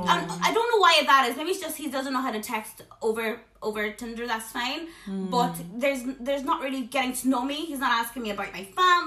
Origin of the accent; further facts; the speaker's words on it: South Africa; You know, I'm South African, but my family's very, like, tame.